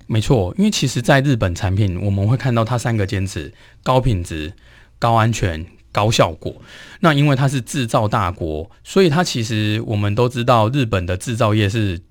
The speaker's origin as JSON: {"language": "Chinese", "country": "Taiwan", "said": "我们台湾人"}